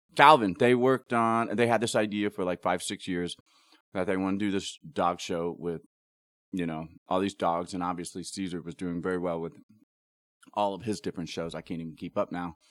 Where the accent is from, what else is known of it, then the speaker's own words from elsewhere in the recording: Ohio, United States; I grew up in Ohio